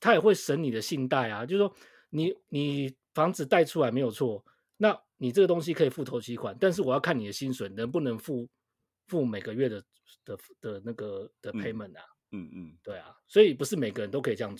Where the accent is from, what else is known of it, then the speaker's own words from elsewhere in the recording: Taipei, Taiwan; 我台北人，我就我台北人。